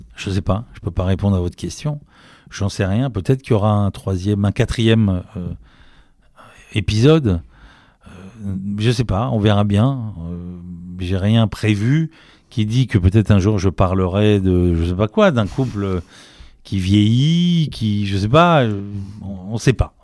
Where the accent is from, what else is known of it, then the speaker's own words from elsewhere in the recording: Paris, Île-de-France, France; je suis un vrai Parisien